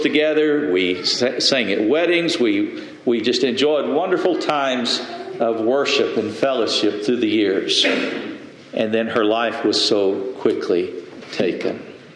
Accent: Lubbock, Texas, United States; we grew up in the Lubbock church together

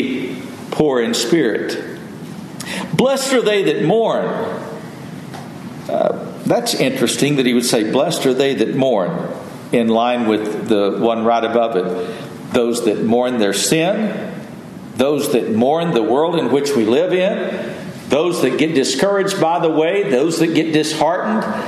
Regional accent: West Texas, United States; I grew up in West Texas, and it was hot, triple digits in the summertime oftentimes.

